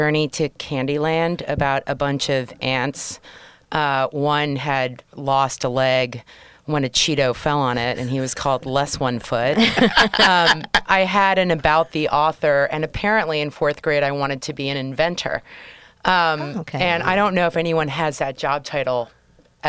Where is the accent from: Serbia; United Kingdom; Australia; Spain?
Spain; now in New York City, United States; I'm originally from Spain